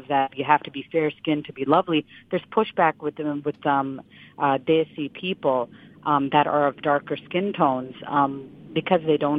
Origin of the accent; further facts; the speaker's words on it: United States; My parents are Indian, though I was born and raised in the United States